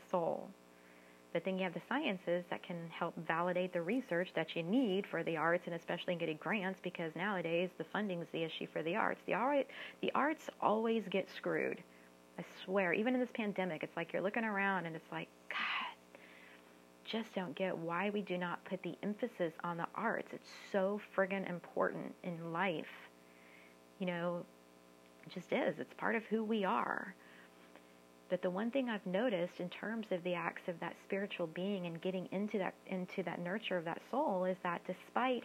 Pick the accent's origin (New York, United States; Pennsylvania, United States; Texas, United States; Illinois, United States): Texas, United States; San Antonio; moved away as an adult; also born or lived in Austin, Texas / Bay Area, California; I'm from San Antonio and Austin, so it was my work both in San Antonio and Austin